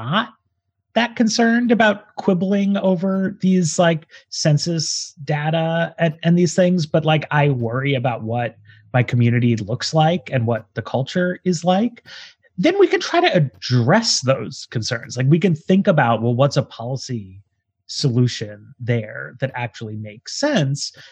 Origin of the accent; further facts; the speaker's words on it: New York City, New York, United States; moved away as an adult; now in Washington, D.C., United States; I grew up in New York City